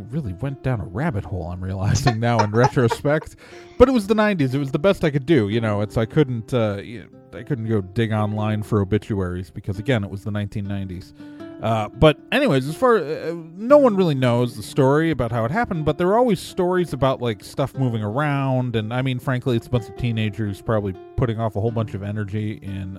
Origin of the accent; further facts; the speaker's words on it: Wauwatosa, Wisconsin, United States; I grew up in the Milwaukee suburbs. I went to Wauwatosa East High School